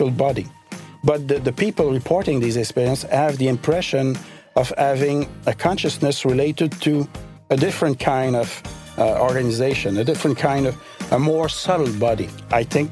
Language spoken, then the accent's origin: English; Eastern Townships, Quebec, Canada; A region of province of Quebec called Eastern Township. It's near the border with Vermont, actually.